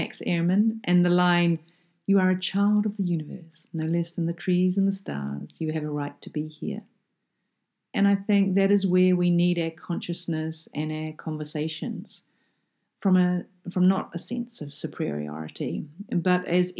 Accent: New Zealand; as a child, I grew up in a small town in the bottom of South Island of New Zealand. So I'm a Kiwi kid

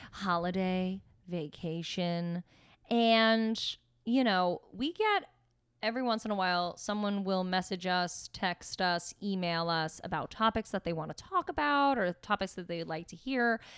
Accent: Pennsylvania, United States; also born or lived in Staten Island, New York; When we moved to Pennsylvania when I was just turning seven

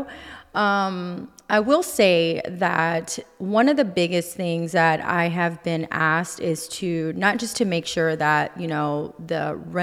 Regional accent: Houston, Texas, United States; being born and raised in Houston

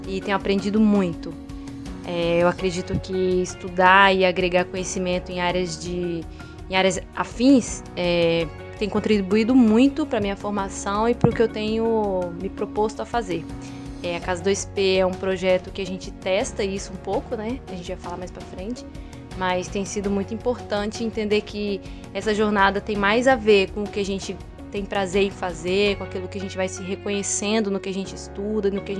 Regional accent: Paraíba, Brazil; eu sou natural da Paraíba, do sertão da Paraíba, e é uma terra de pessoas muito fortes, né? Pessoas que têm um, um temperamento forte, que têm uma presença marcante, que têm um sotaque forte, por mais que eu já tenha perdido o meu

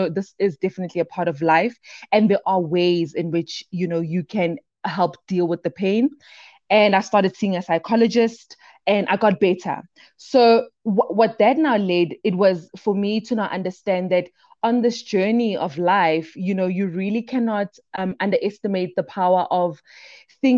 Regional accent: Brakpan, Gauteng, South Africa; also born or lived in Daveyton; I am from the East Rand, born and bred within South Africa, a little town in Brakpan. Then I grew up with my grandmother in the township called Daveyton

